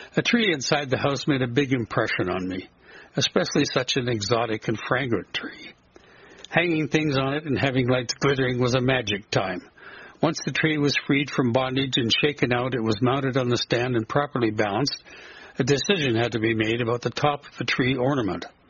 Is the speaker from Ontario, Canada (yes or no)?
no; southern prairie of Alberta, Canada; born or raised there